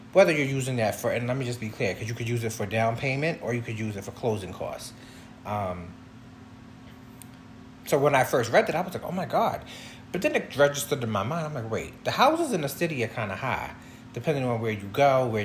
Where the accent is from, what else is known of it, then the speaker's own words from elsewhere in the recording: Long Island, New York, United States; also born or lived in Harlem, New York City; I'm actually was born in Harlem. So I was born in New York City. My parents then moved us from New York City to Long Island because they just wanted us to have a suburban life, and so we moved to Long Island, and I've pretty much grew up on Long Island